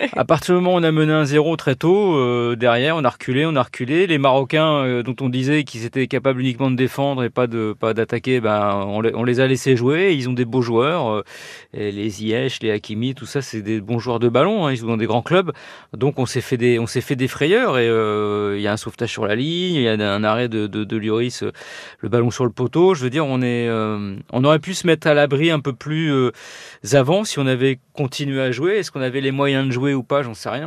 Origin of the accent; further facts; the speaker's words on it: France; je suis français